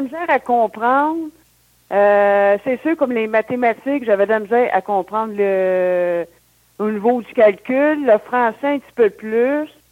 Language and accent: French; Sainte-Thérèse, Quebec, Canada; also born or lived in Saint-Jérôme / Boisbriand / Blainville; Mais j'ai grandi à Sainte-Thérèse, c'est tout, dans les basses Laurentides, Sainte-Thérèse, Boisbriand et maintenant de, à Blainville. Fait que je suis toujours dans le coin.